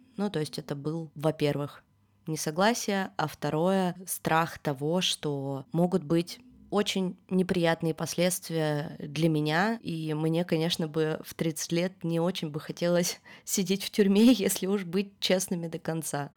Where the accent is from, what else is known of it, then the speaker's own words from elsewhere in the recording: Yekaterinburg, Sverdlovsk Oblast, Russia; moved away as an adult; now in Georgia; до этого всю свою жизнь я прожила в одном городе